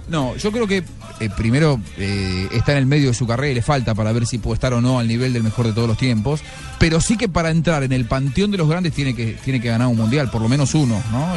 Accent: Argentina; now in Colombia; yo soy argentino

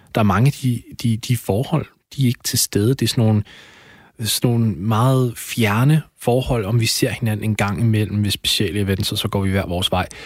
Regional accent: Denmark

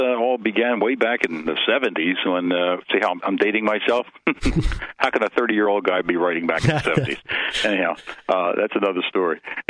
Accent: Philadelphia, Pennsylvania, United States; You have to be a Philly fan if you ever live in Philly. You know, when you're born and raised in Philadelphia, you are. It's bred in just like the music.

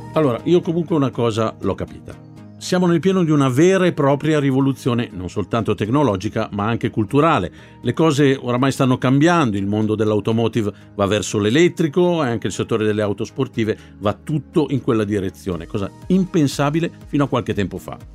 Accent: Milan, Lombardy, Italy; come milanese che proprio la mia città sia una delle prime in Europa

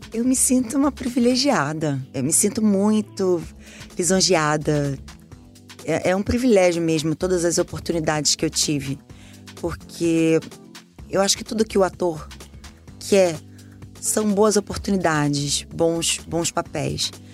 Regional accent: Brazil

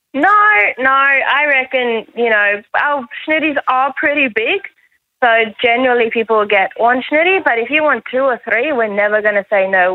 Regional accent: South Africa; moved away as an adult; now in Australia; I'm from South Africa, when I moved here a few years ago

